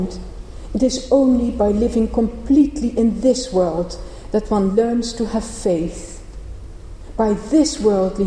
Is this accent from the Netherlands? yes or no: yes; Netherlands; moved away; also born or lived in Cambridge; I grew up in the Protestant part of the Netherlands